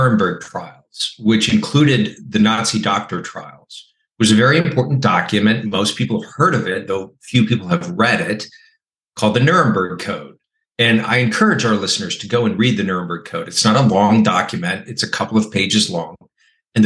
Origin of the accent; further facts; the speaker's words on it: California, United States; my home state of California